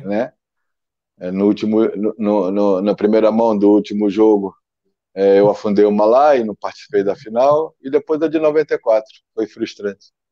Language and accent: Portuguese; Brazil; moved away as an adult; now in Portugal; vivi no meu país até 26 anos